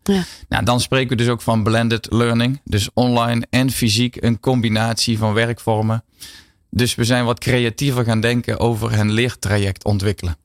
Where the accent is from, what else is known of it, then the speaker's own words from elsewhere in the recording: Netherlands; ons als Nederlanders